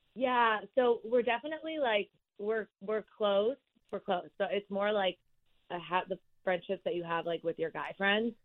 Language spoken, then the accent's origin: English; Washington, District of Columbia, United States; now in Denver, United States; in Washington, D C, which is where I'm from for the summer